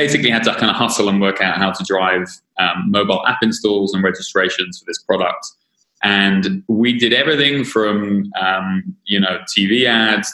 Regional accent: London, United Kingdom; I am a Brit, as you will now clearly understand. So yeah, I was born in London.

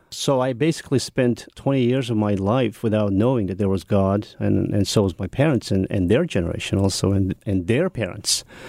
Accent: Mongolia; English is a second language; growing up in Mongolia

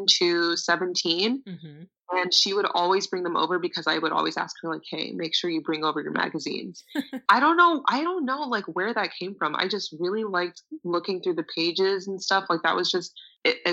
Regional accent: Kissimmee, Florida, United States; also born or lived in Orlando, Florida; I am originally from Orlando, Florida, Kissimmee, Florida. Not as fancy as Orlando, but eventually moved to Orlando

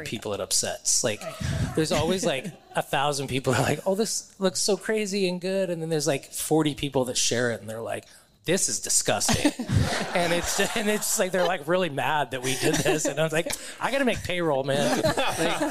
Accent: Omaha, Nebraska, United States; I'm from Omaha

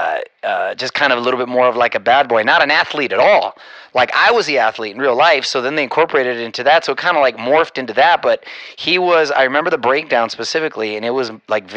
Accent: Chula Vista, California, United States; growing up in Chula Vista, not necessarily the most upscale neighborhood

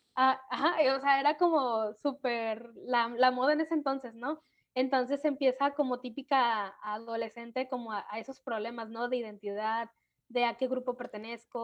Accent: Manzanillo, Colima, Mexico; also born or lived in Tecomán, Colima; soy de Manzanillo, Colima. Bueno, aquí vivo, aunque nací.

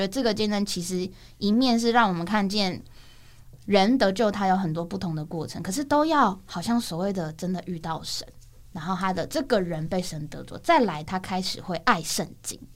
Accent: Banqiao, New Taipei City, Taiwan; 因为我自己从小就在新北市，在板桥

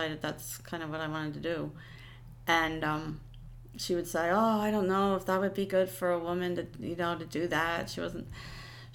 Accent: Lehighton, Pennsylvania, United States; also born or lived in Hellertown, Pennsylvania; I grew up in Lehighton, which is a small town like Hellertown.

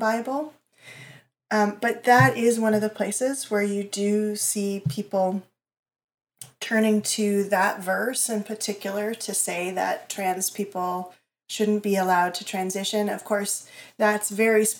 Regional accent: New York City, New York, United States; I grew up in New York City

